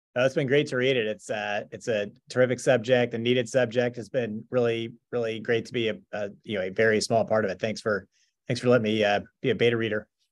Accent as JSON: {"language": "English", "town": "Owensboro", "region": "Kentucky", "country": "United States", "tie": "born or raised there", "said": "I was born in Owensboro, Kentucky, which, especially at the time, not, not, not a huge city in Western Kentucky"}